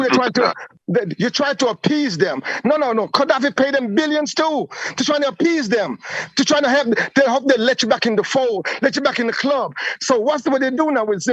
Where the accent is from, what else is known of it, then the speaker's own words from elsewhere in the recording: Jamaica; I was born in Jamaica